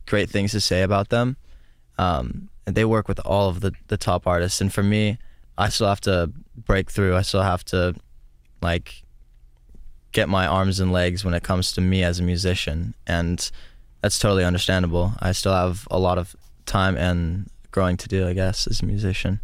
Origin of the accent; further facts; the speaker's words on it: Stockton, California, United States; The only music that was in my hometown was rap.